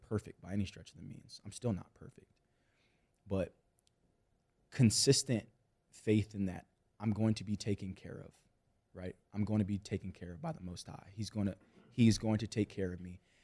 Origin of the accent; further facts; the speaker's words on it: Austin, Texas, United States; I grew up in Austin, Texas